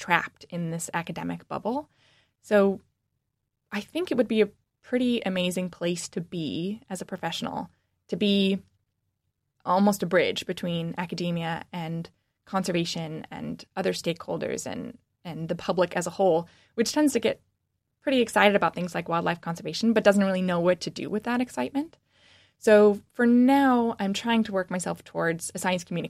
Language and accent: English; Washington, United States; born or raised there; moved away as an adult; now in Michigan, United States